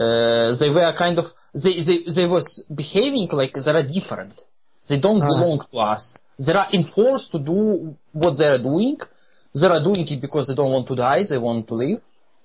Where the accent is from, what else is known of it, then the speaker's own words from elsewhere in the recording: Ukraine; I am from Ukraine.